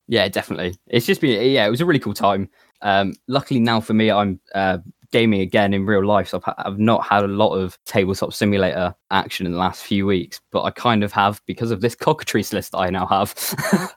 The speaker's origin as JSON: {"language": "English", "town": "Plymouth", "region": "South West England", "country": "United Kingdom", "said": "I'm, I'm from Plymouth"}